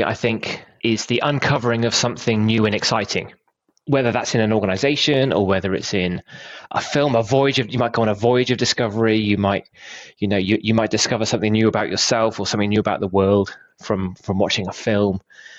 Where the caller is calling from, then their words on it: Bristol, South West England, United Kingdom; I'm joining you from slightly overcast Bristol, UK. It's a bit cold.